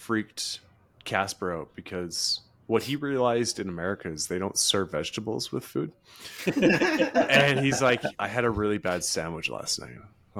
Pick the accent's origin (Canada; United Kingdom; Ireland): Canada; I'm Canadian, I can still shower in cold water.